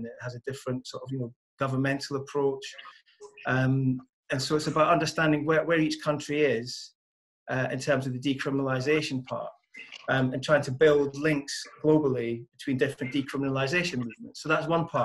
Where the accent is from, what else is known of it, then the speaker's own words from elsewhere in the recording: Scotland, United Kingdom; moved away; I come from Scotland originally, and when I was growing up, there was a bowling green